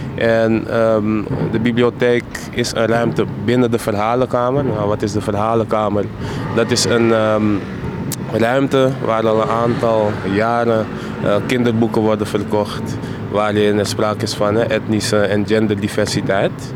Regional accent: Amsterdam, North Holland, Netherlands; accent: Amsterdams; Ik ben zelf geboren en getogen in Amsterdam-West.

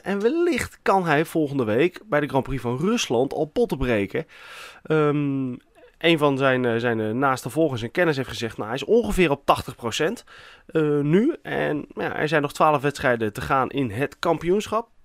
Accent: Netherlands; wij zijn ook vaak als Nederlanders

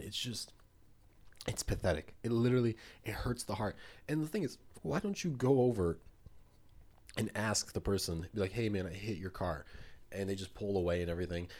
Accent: Poland; moved away; I'm from Poland

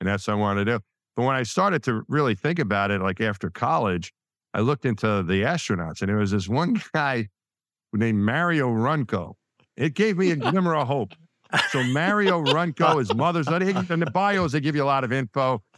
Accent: Franklin Square, New York, United States; I grew up just outside of Queens. in, uh, in Franklin Square is the town I grew up in, and that was my world until I went to college

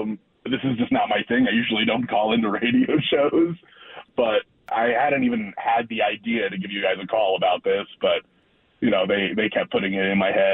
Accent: Chicago, Illinois, United States; moved away as an adult; we're actually both from the Chicago area. We moved here for jobs about 10 years ago.

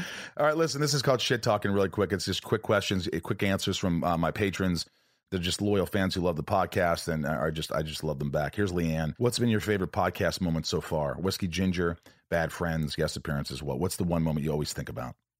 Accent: Indiana, United States; also born or lived in New York; I was born in New York, but I grew up in Indiana

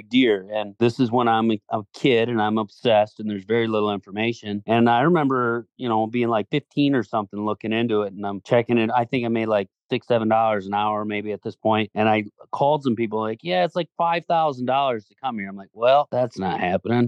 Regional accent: Zeeland, Michigan, United States; moved away as an adult; also born or lived in Traverse City, Michigan; now in Iowa, United States; I'm from Zeeland, Michigan, Holland, Michigan, Grand Rapids area, so Southwest Michigan.

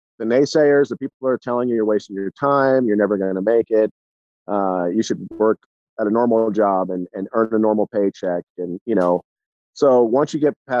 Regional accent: Southern California, United States; from Southern California

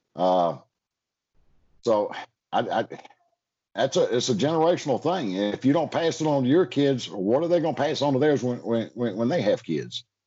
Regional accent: United States; also born or lived in Georgia / Alabama; now in Florida, United States; growing up in Georgia and Alabama

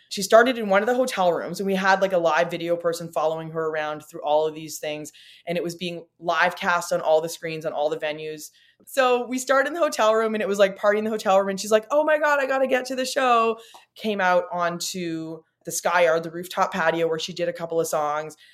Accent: Timmins, Ontario, Canada; now in Toronto, Canada; I grew up in Timmins, Ontario, small town, Northern Ontario, in a pre-internet era.

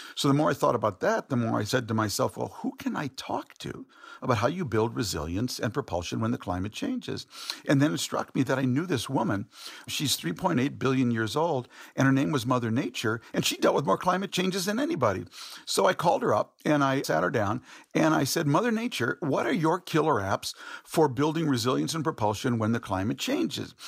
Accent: St. Louis Park, Minnesota, United States; also born or lived in Middle East; now in Washington, D.C., United States; I grew up in Minnesota, a small suburb outside of Minneapolis called Saint Louis Park

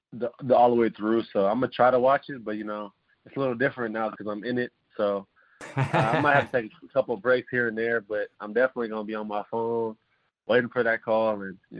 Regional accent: San Diego, California, United States; growing up in San Diego and going to San Diego State.

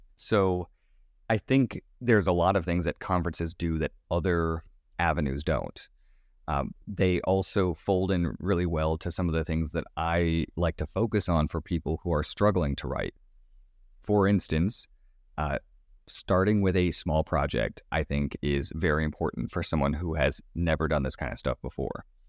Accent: Sanford, Florida, United States; moved away; my hometown, uh, of Sanford, Florida

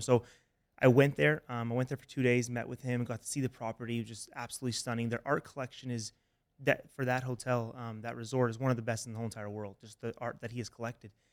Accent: Toronto, Ontario, Canada; moved away as an adult; also born or lived in Alabama; I'm from Toronto, Canada.

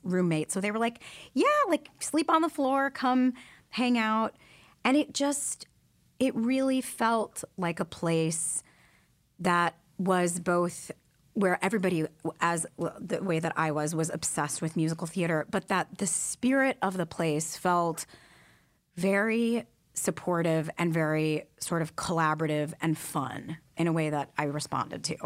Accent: Detroit, Michigan, United States; I grew up in Detroit, Michigan

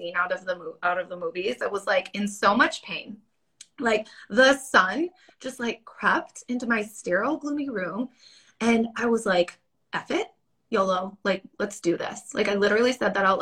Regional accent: Wisconsin, United States; I'm from Wisconsin. And holler, Wisconsin.

